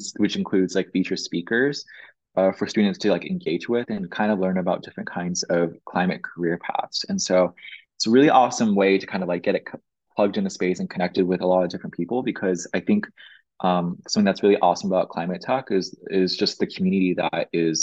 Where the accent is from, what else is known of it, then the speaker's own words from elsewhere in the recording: Flower Mound, Texas, United States; I grew up in Dallas, Texas